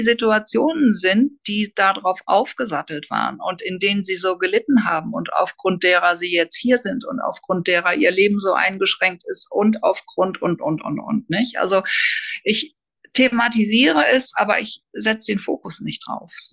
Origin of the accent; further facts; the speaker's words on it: Hamburg, Germany; moved away; eigentlich komme ich aus Hamburg, bin ich dann auch wieder in Hamburg gelandet